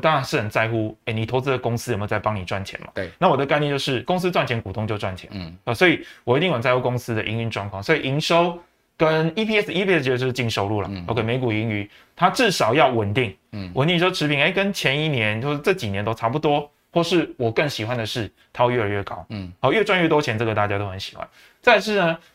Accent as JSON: {"language": "Chinese", "country": "Taiwan", "said": "甚至我们台湾人经济奇迹"}